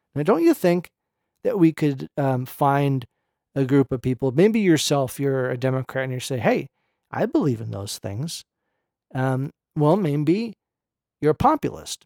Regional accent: Berkeley, California, United States; I grew up in Berkeley

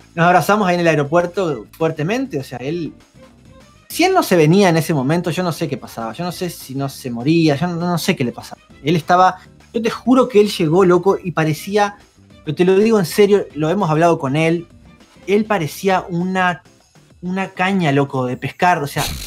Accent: Uruguay; Yo vivo acá en Uruguay, soy uruguayo

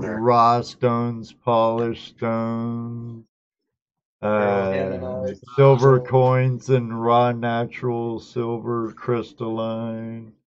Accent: California, United States; I grew up in California, born and raised

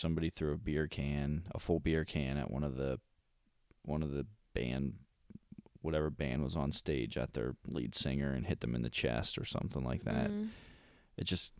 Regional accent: Howard, United States; And I live in Howard. And I mean, I'm from Howard.

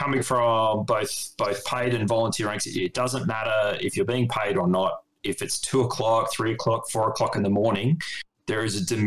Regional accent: Australia; also born or lived in United States; And one of the things I noticed as an Australian

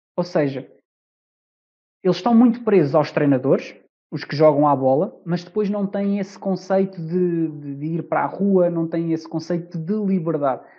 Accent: Amadora, Lisbon, Portugal; hoje posso dizer que sou da Amadora

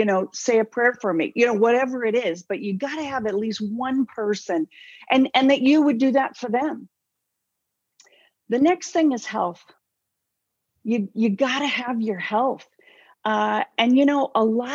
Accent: Southern California, United States; I came from Southern California, close enough to Hollyweird, you know, far enough away I didn't claim it. But, you know, I watched that stuff my whole life

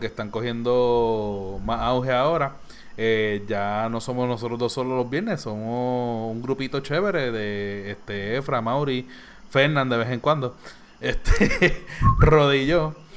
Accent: Bayamón, Puerto Rico; Yo soy de Bayamón

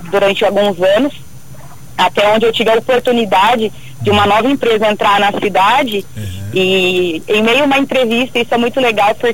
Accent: São Paulo, Brazil; moved away as an adult; also born or lived in Valparaíso; sou de São Paulo.

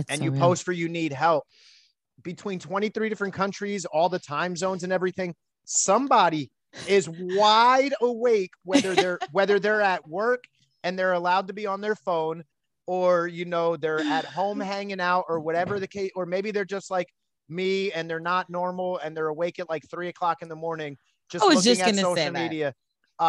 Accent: Allentown, Pennsylvania, United States; born there; Yeah, I was born in the Lehigh Valley, Pennsylvania, Allentown specifically.

